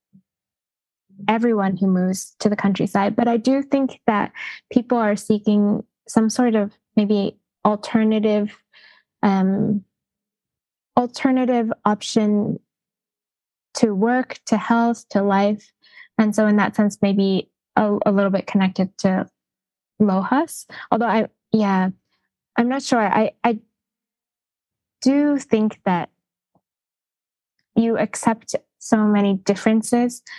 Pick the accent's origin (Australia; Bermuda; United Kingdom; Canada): Canada; Vancouver, British Columbia; moved away as an adult; now in Kamikatsu, Japan; But I grew up in Canada and I grew up in Vancouver where it was just so multicultural